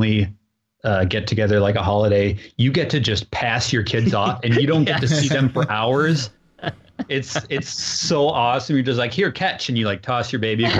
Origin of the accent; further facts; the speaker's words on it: Minneapolis, Minnesota, United States; I grew up in Minneapolis